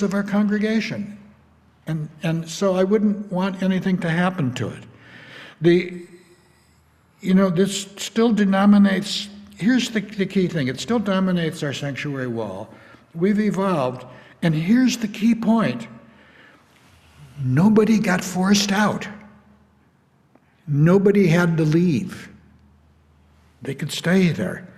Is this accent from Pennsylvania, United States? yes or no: no; Illinois, United States; a little town up the Fox River from where I grew up in Illinois